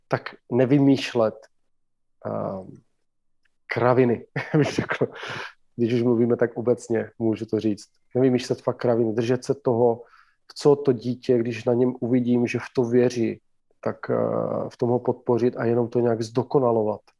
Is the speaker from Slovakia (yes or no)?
yes; Slovakia; Czech is a second language; já jsem původem Slovák, ano, kdo by to nevěděl.